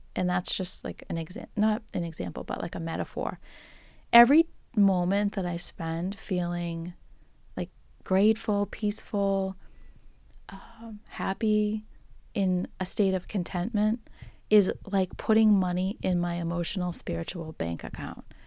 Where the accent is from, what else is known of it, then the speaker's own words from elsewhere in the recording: Boston, Massachusetts, United States; accent: Boston; my Boston accent